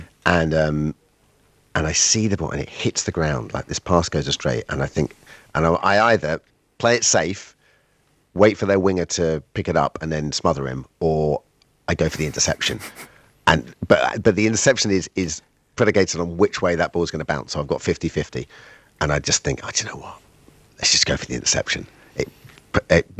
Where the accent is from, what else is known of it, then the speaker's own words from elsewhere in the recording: Colchester, East of England, United Kingdom; accent: English; where I grew up in Colchester, which is about 60 miles northeast of London